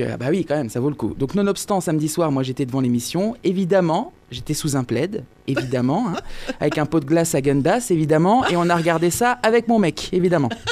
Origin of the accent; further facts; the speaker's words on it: Lorraine, Grand Est, France; je viens de Lorraine